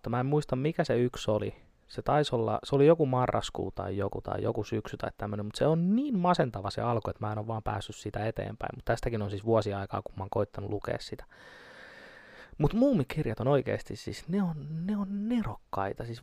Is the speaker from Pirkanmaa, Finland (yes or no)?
yes; Tampere, Pirkanmaa, Finland; Mä oon, mä oon, mä oon Tampereelta.